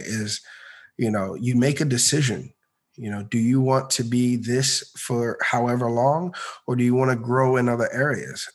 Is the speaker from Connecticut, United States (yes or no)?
no; Maryland, United States; moved away as an adult; also born or lived in Orlando, Florida / Virginia; now in Atlanta, United States; I originally grew up in uh, in Maryland